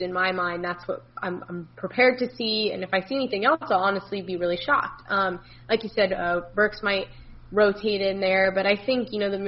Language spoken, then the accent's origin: English; Florida, United States; I'm from Florida